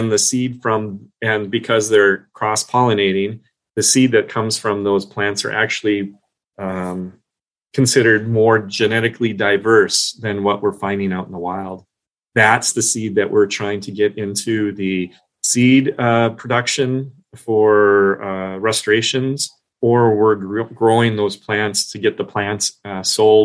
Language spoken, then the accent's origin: English; Minnesota, United States; now in Long Island, United States; I was from Minnesota. We have similar native plants